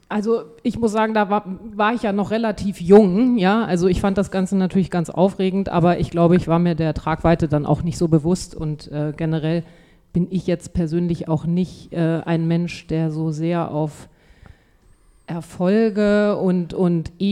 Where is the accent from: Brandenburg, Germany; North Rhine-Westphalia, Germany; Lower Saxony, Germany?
Lower Saxony, Germany; Braunschweig; Ja, also ich bin in Braunschweig geboren und aufgewachsen